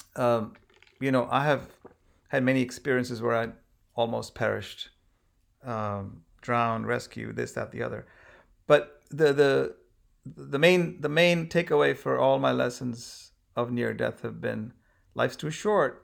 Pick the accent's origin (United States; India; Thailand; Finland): India; moved away; I'm obviously from India